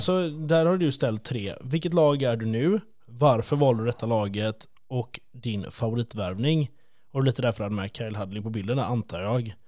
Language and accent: Swedish; Sweden; vi är från Sverige